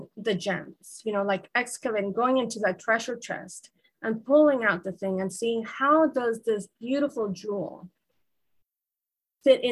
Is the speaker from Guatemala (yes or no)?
yes; Guatemala; I grew up in a culture, I'm from Guatemala. I grew up in a culture where snakes are often deadly